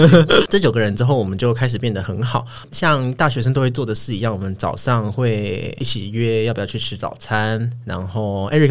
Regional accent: Kaohsiung, Taiwan; moved away as an adult; 我就回高雄，因为我的老家在高雄，

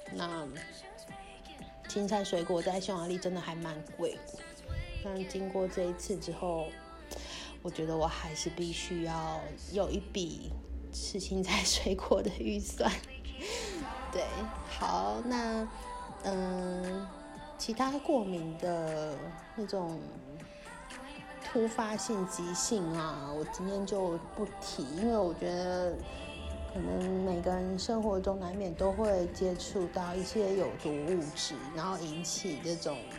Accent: Kaohsiung, Taiwan; moved away as an adult; also born or lived in Canada / Hungary; 毕竟我是一个来自。充满着阳光、四季如春的高雄人

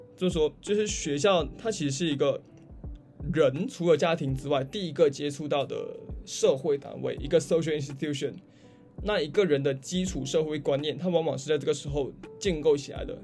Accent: Malaysia; moved away as an adult; now in Australia; 对于马来西亚人哦，尤其对于我，就是无论我说什么语言，我音调都没有什么起伏，可能发音也不是很标准

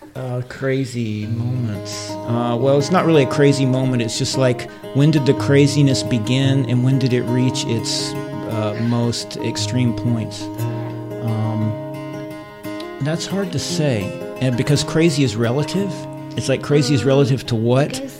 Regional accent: Johnson City, Tennessee, United States; moved away as an adult; now in Tainan, Taiwan; I grew up in Tennessee, uh, East Tennessee

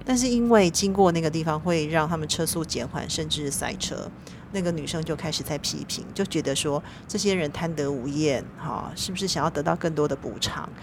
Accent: Taiwan; 我一个台湾人

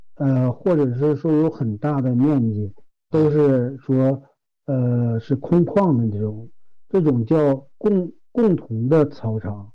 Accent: Hulunbuir, Inner Mongolia, China; 我们呼伦贝尔都是大草原

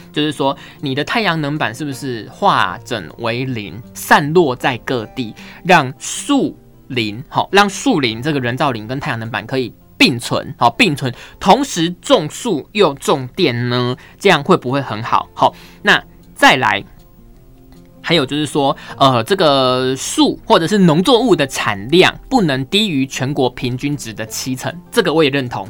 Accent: Pingtung County, Taiwan; 我家乡屏东

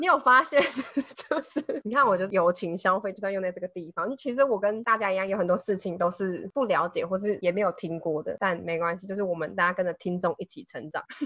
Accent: Taiwan; 身为台湾人好骄傲

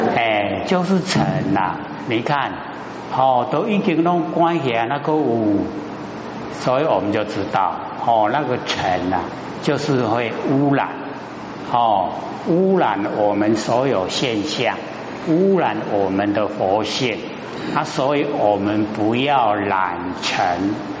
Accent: Taiwan; 生在台湾，哦，这个呢，啊，福报很大的地方

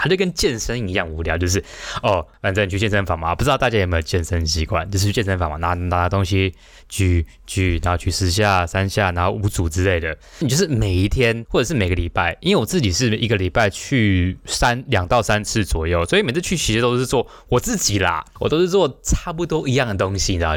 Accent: Taiwan; 我们台湾人讲英文

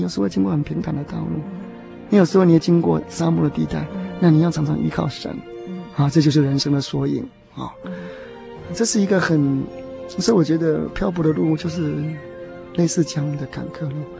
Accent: Taiwan; moved away as an adult; also born or lived in Taipei, Taiwan / New Jersey, United States / New York, United States; now in United States; 因为我是从移民县过来的，所以我心里有一个想法，就是要，我， 要回到故乡去看一看

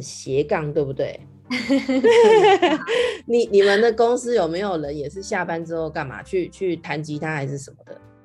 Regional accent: Taiwan; now in London, United Kingdom; 我们台湾人

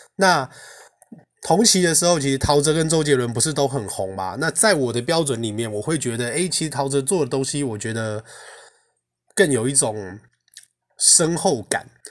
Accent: Taiwan; 我们台湾人

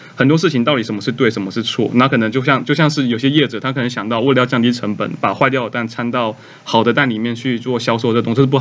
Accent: Tainan, Taiwan; 我本身是台南人，然后会选择回到台南工作

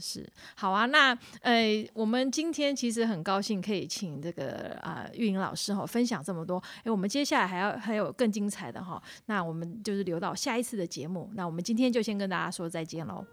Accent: Taiwan; 我们台语

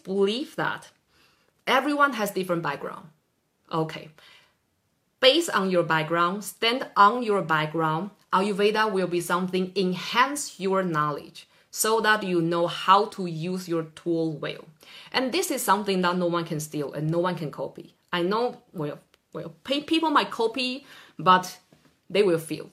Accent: Taiwan; now in Norway; I'm from Taiwan originally

